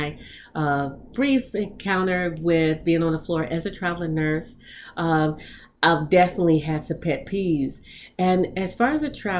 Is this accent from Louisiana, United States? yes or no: no; Chicago, Illinois, United States; now in California, United States; being here in California, Cali girl, yeah. Even though I'm originally from Chicago